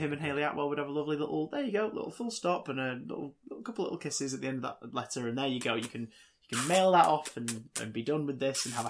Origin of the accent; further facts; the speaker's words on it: Manchester, North West England, United Kingdom; I think you just said that because we're both from Manchester.